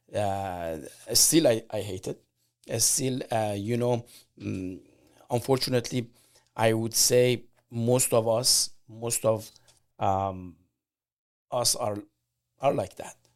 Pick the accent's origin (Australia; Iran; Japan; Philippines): Iran; English is a second language; moved away as an adult; now in United States; I'm from Iran, and I came here like 25 years ago